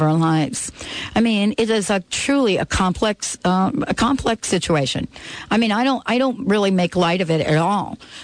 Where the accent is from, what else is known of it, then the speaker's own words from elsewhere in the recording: New Jersey, United States; I grew up in Jersey, so to speak, and I grew up in an Italian family